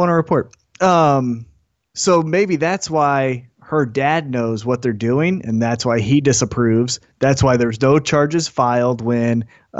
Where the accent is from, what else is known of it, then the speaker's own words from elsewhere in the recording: United States; As American